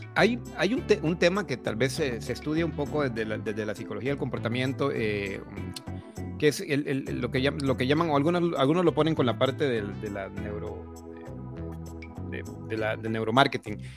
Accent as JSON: {"language": "Spanish", "country": "Honduras", "tie": "born or raised there", "moved": "as an adult", "lives_now": "Costa Rica", "said": "Soy, soy hondureño de nacimiento, aunque vivo en Costa Rica hace veintidós años."}